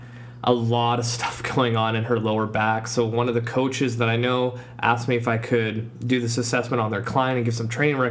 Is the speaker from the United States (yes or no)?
no; Poland; now in Langley, Canada; my home country, Poland